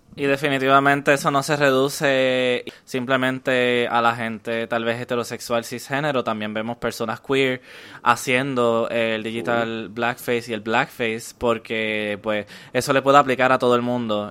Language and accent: Spanish; Puerto Rico; todos los puertorriqueños somos personas negras porque todos somos descendientes afrocaribeños